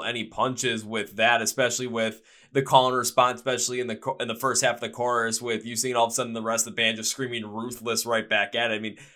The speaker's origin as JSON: {"language": "English", "town": "Milwaukee", "region": "Wisconsin", "country": "United States", "tie": "born or raised there", "said": "my hometown in Milwaukee, Wisconsin"}